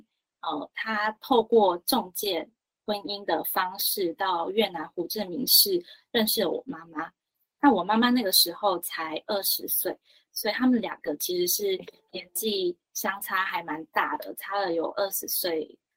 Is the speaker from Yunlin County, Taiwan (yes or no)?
no; Lukang, Changhua County, Taiwan; 那我是来自彰化鹿港。然后是个台越混血儿，